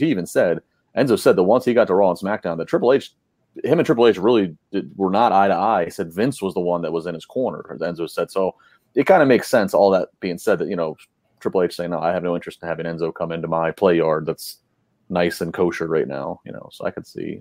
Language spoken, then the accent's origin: English; Maryland, United States; As a person that was born and raised in Maryland